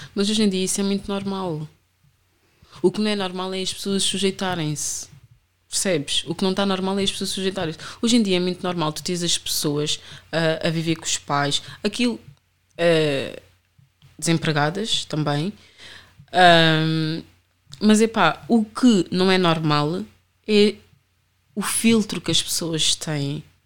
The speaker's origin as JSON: {"language": "Portuguese", "town": "Amadora", "region": "Lisbon", "country": "Portugal", "tie": "born or raised there", "also_born_or_lived": "Rio de Mouro / Sintra line", "said": "eu sempre fui da Reboleira e eu cresci na Reboleira"}